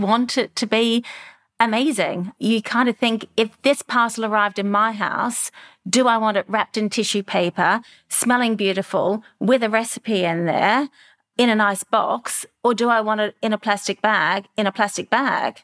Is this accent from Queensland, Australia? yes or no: no; Melbourne, Victoria, Australia; moved away as an adult; also born or lived in Europe; a young girl growing up in Melbourne